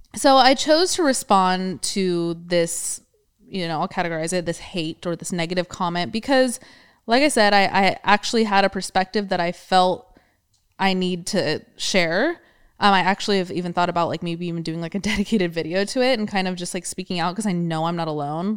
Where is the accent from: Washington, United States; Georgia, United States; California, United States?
California, United States; we're born and raised in California